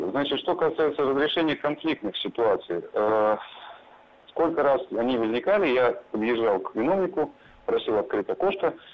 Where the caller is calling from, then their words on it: Moscow, Russia; Здравствуйте … я сам из Москвы.